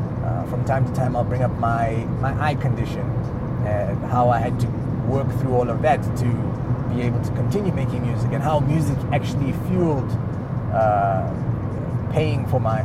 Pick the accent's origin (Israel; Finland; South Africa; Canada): South Africa; also born or lived in Lesotho; although I am South African, I wasn't born here, but I'm not from where I was born either. I was born in Lesotho, but my parents are Ugandan.